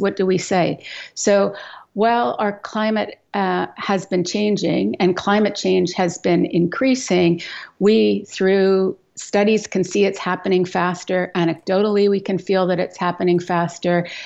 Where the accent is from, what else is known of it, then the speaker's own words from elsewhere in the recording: Edmonton, Alberta, Canada; I grew up in Western Canada. So I grew up in Alberta, uh, in the prairies in Edmonton